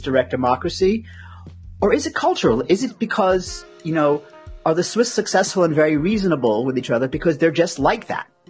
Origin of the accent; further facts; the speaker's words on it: United States; as, an American